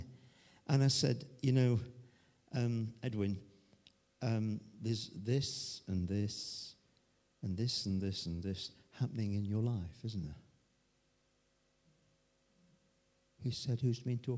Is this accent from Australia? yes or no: no; Chesterfield, East Midlands, United Kingdom; I came from Chesterfield